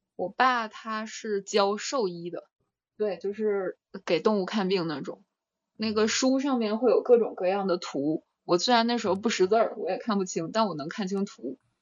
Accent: China; also born or lived in Russia / France; 那是我在那儿出生的 ，然后后面就是四岁，四岁之后就一直在中国上学了

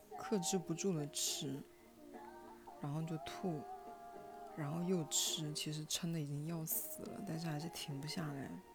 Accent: Hunan, China; 我们湖南人的家庭，每一顿饭桌上必有肥肉

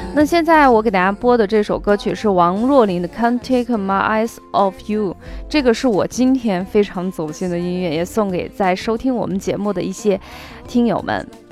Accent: Xi'an, Shaanxi, China; 我是出生在陕西西安的

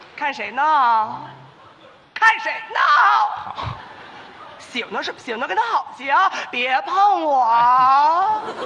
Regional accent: Beijing, China; 这是咱们北京当地的切糕

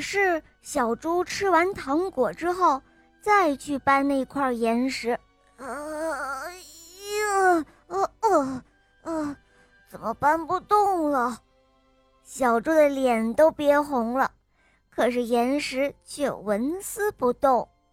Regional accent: Xuzhou, Jiangsu, China; 我今年五岁了，我来自江苏徐州

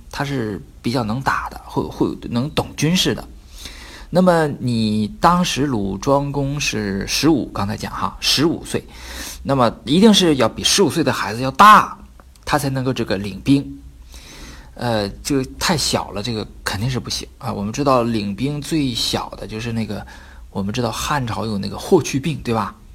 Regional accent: Northeast China, China; accent: Northeastern (Dongbei); 用我们东北话说就是舔着脸

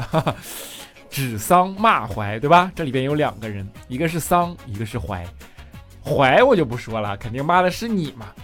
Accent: Northeast China, China; moved away; 因为我是东北的嘛

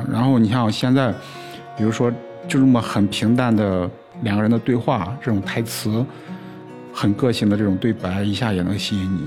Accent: China; 我们中国人

